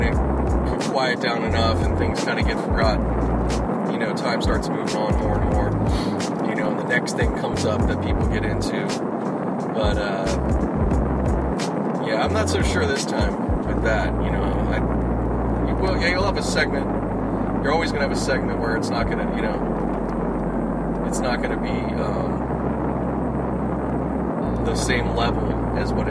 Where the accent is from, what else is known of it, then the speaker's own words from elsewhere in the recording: Pittsburgh, Pennsylvania, United States; now in Los Angeles, United States; back in my hometown Pittsburgh